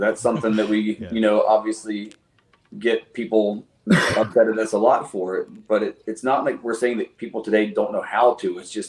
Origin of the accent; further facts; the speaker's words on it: Old Fort, North Carolina, United States; growing up in Old Fort, North Carolina